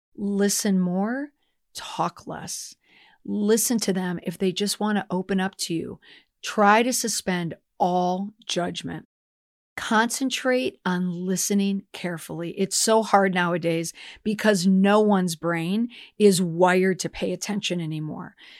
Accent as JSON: {"language": "English", "region": "Minnesota", "country": "United States", "said": "as a Minnesotan"}